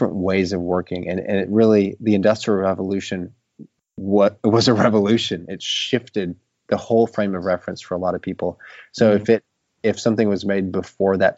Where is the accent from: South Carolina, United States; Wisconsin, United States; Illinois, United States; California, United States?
Wisconsin, United States; Appleton; now in Maine, United States; I grew up in Appleton, Wisconsin.